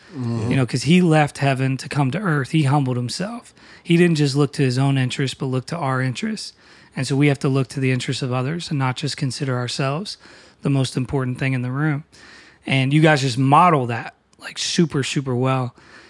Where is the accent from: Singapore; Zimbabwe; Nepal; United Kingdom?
United Kingdom; Newcastle, North East England; now in Philadelphia, United States; I mean, I'm from Newcastle, but we live in Philly, obviously, and we're in town.